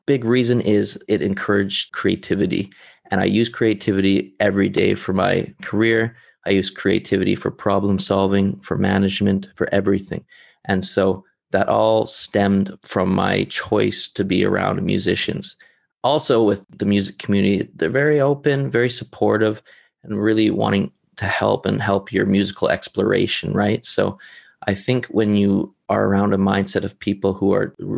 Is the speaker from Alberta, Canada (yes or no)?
yes; Lethbridge, Alberta, Canada; moved away as an adult; now in China; growing up in Lethbridge in a smaller city